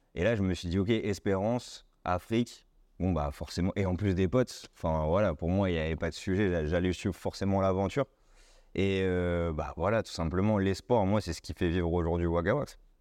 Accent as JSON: {"language": "French", "town": "Tours", "region": "Centre-Val de Loire", "country": "France", "tie": "born or raised there", "said": "je suis né à Tours, j'ai fait un bac ES classique"}